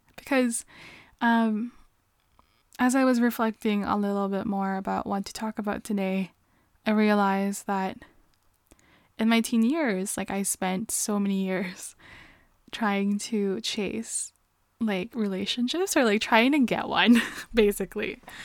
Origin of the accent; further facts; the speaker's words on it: Canada; I am Canadian